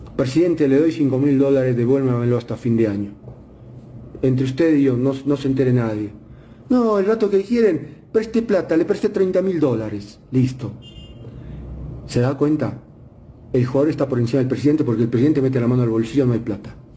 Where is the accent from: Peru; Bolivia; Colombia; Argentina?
Bolivia; soy boliviano, porque nací acá